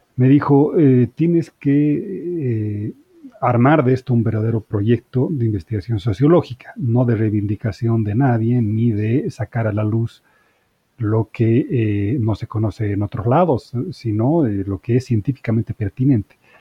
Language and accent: Spanish; Bolivia; moved away as an adult; also born or lived in Spain; now in Mexico; soy boliviano de origen, he vivido toda, aunque nací en España, pero digamos, toda la vida la, vivía en Bolivia